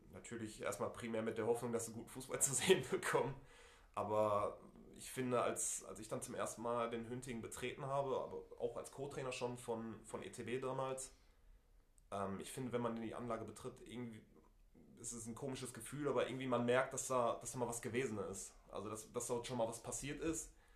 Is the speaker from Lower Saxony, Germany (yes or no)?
no; Essen, North Rhine-Westphalia, Germany; bin gebürtiger Essener, habe den Großteil meiner Jugend als Spieler beim FC Krei verbracht